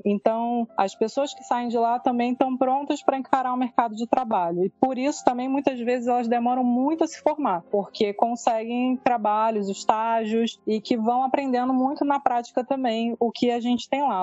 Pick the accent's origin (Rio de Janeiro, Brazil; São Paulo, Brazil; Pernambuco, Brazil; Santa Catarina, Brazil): Rio de Janeiro, Brazil; Baixada Fluminense; moved away; eu fui moradora da Baixada, nasci na Baixada